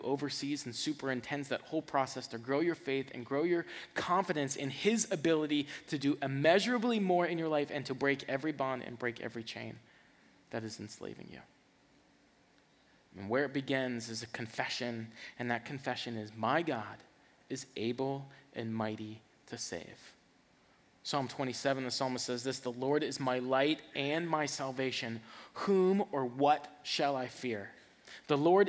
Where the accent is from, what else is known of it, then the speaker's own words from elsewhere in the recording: the South, United States; I'm from the South